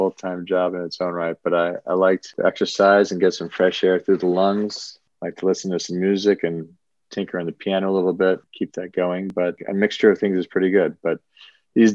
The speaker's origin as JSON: {"language": "English", "town": "Dallas", "region": "Texas", "country": "United States", "tie": "born or raised there", "also_born_or_lived": "Boston, Massachusetts / Ohio / Washington, D.C.", "moved": "as an adult", "lives_now": "New York City, United States", "said": "I moved to Dallas, Texas at the age of 7 and really grew up a Texan"}